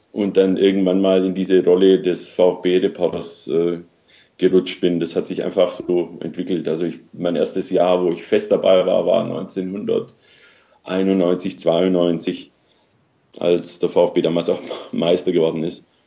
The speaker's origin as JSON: {"language": "German", "area": "near Stuttgart", "region": "Baden-Württemberg", "country": "Germany", "tie": "born or raised there", "said": "ich bin in, in, in der Nähe von Stuttgart groß geworden"}